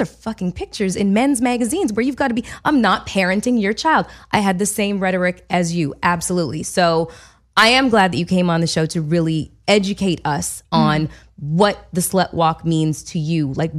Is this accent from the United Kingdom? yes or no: no; Canada; I'm Canadian and we're sensitive.